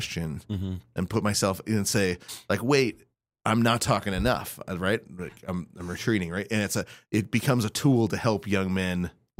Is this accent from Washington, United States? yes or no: yes; Spokane, Washington, United States; You know, I grew up in Spokane, right? So I didn't grow up with spice.